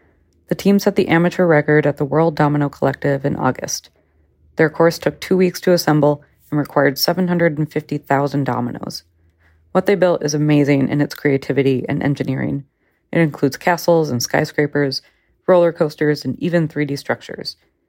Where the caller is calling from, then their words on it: Minneapolis, Minnesota, United States; from Minneapolis, Minnesota